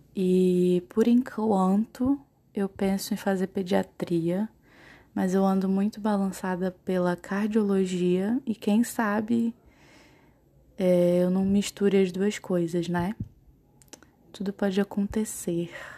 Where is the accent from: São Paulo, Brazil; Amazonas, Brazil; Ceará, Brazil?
Amazonas, Brazil; Manaus; moved away as an adult; now in Boa Vista, Brazil; eu sou de Manaus, eu nasci em Manaus, mas eu moro em Boa Vista, em Roraima, porque eu faço faculdade lá. Eu já moro há quatro anos em Roraima